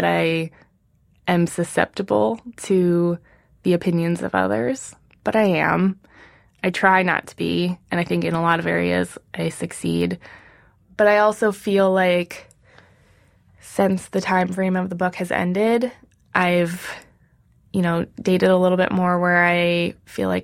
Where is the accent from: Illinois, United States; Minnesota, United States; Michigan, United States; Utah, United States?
Minnesota, United States; moved away as an adult; now in New York City, United States; I'm just from the Midwest. I don't talk like this